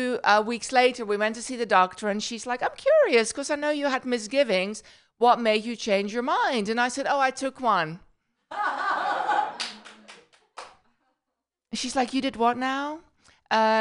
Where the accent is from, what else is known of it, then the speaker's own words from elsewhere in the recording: Netherlands; accent: Dutch; first language Dutch; English is a second language; now in United States; my accent is Dutch. I know, you don't know what that is. So I'm from the Netherlands